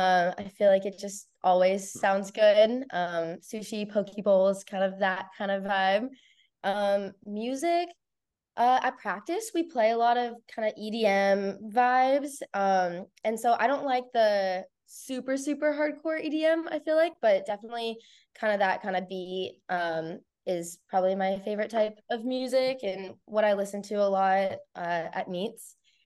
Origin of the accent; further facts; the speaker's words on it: Columbus, Ohio, United States; And I'm from Columbus, which is, I live like 25 minutes away, maybe less, from Ohio State.